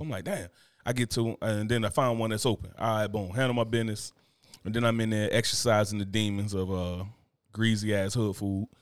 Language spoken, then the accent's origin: English; Newark, New Jersey, United States; moved away; I'm from Newark, New Jersey.